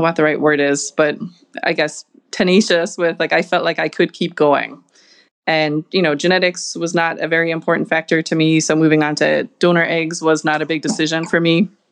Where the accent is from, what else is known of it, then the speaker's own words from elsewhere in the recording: Ireland; moved away as an adult; also born or lived in Boston; now in Chicago, United States; I am originally from Ireland, if you can't pick it up from my accent